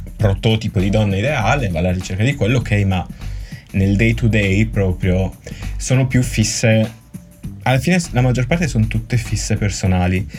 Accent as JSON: {"language": "Italian", "region": "Sardinia", "country": "Italy", "said": "da buon sardo"}